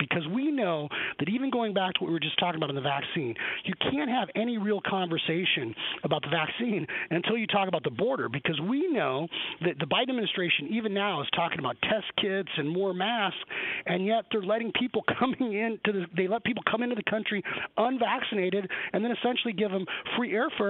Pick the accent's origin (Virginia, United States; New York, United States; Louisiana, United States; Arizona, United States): Arizona, United States; I grew up here in Arizona